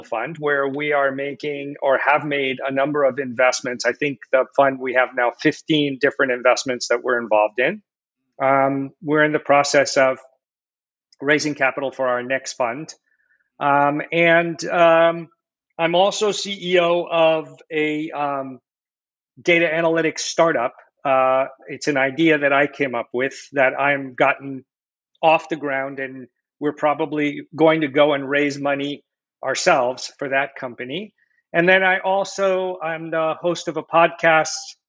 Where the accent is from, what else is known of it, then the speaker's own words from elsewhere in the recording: West Coast of the United States, United States; now in Boston, United States; grew up here actually on the West Coast of the United States